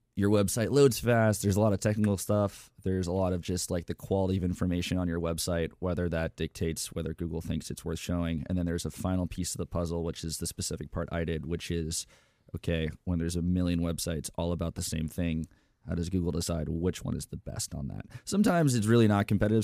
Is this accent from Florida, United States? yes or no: yes; Tampa, Florida, United States; now in Austin, United States; I was born in Tampa, Florida